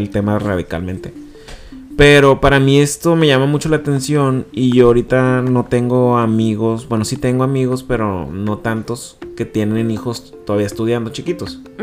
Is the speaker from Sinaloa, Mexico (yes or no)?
yes; Culiacán, Sinaloa, Mexico; moved away; yo soy de Culiacán